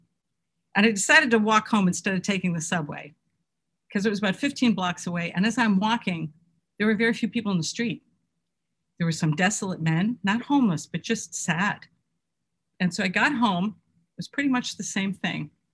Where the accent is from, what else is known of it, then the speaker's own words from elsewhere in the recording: Buffalo, New York, United States; now in Kittery, United States; I was raised in Buffalo.